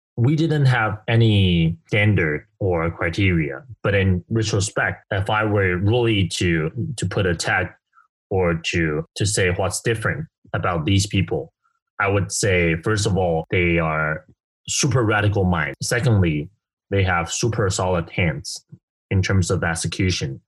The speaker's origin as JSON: {"language": "English", "region": "Kaohsiung", "country": "Taiwan", "tie": "born or raised there", "said": "I grew up from a pretty normal family in southern Taiwan called Kaohsiung"}